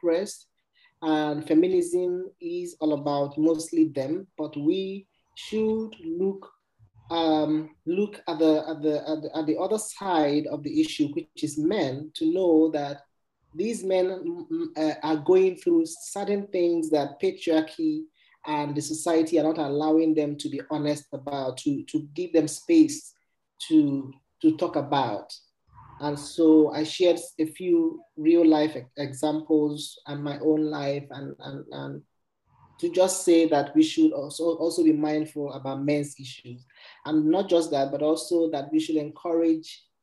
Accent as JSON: {"language": "English", "country": "Nigeria", "moved": "yes", "said": "I went home to Nigeria, my home country."}